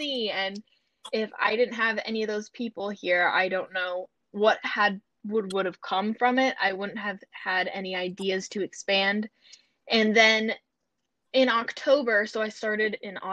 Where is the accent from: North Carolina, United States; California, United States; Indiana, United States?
North Carolina, United States; I'm from North Carolina